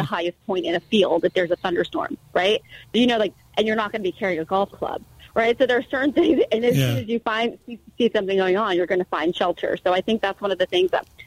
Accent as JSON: {"language": "English", "region": "East Coast", "country": "United States", "also_born_or_lived": "Philadelphia / New York City", "moved": "as an adult", "lives_now": "Salt Lake City, United States", "said": "I actually am a meteorologist from the East Coast."}